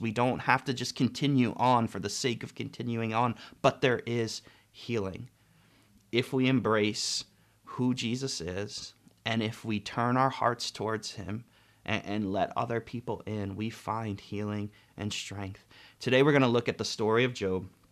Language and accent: English; United States; as an American culture